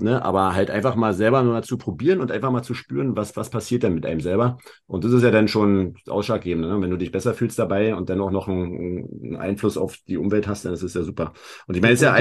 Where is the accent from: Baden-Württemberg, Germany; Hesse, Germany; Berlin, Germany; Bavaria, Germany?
Berlin, Germany; Wir kommen beide aus Berlin